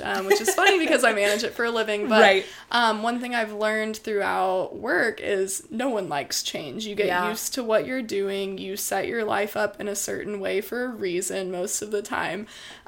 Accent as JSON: {"language": "English", "town": "Midlothian", "region": "Texas", "country": "United States", "said": "I am from Midlothian, Texas, which has quickly evolved into a suburb"}